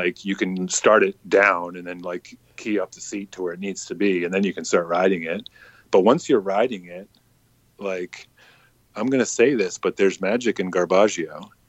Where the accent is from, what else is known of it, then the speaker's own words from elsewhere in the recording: the South, United States; Growing up in the South and like family in Charleston